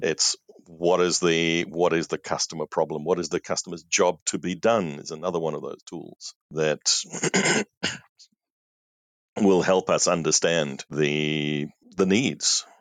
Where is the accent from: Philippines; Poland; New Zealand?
New Zealand; moved away; also born or lived in South Africa; I'm a New Zealander by birth, but I was living in South Africa at that stage.